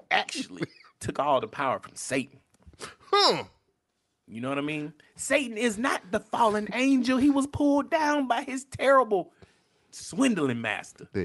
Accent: the Bible Belt, United States; So I'm from the Bible Belt.

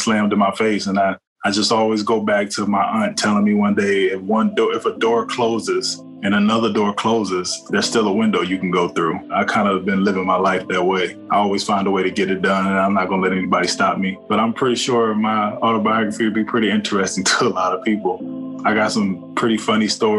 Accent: Cleveland, Ohio, United States; moved away as an adult; I'm born and raised in Cleveland, Ohio

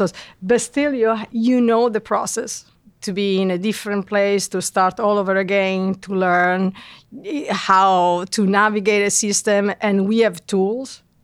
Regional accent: Italy; moved away as an adult; now in New York, United States; both of us were, uh, born and raised in Italy

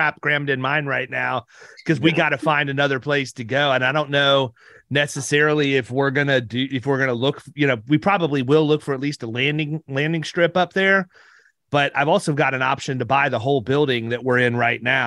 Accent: Ohio, United States; moved away; also born or lived in Parkersburg, West Virginia; I'm from Ohio

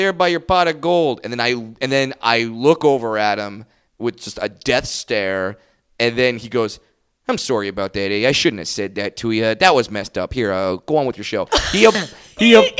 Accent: Orange County, California, United States; I'm from Orange County

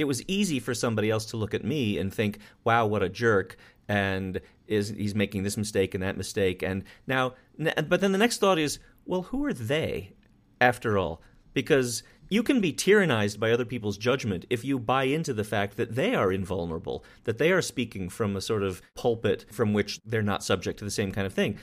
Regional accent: Wyoming, United States; I grew up in Wyoming with guns and people with guns

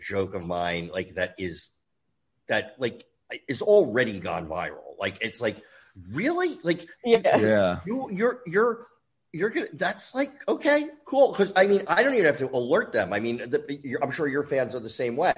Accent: Livingston, New Jersey, United States; I grew up in Jersey just outside Lincoln Tunnel, a town called Livingston

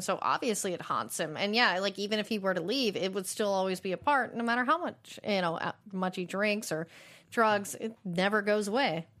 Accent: United States; as an American audience

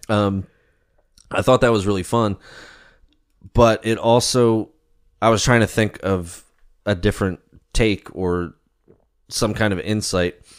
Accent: Maryland, United States; moved away as an adult; now in York, United States; growing up in Maryland and then moving up to Pennsylvania and living here the past, uh, twelve years

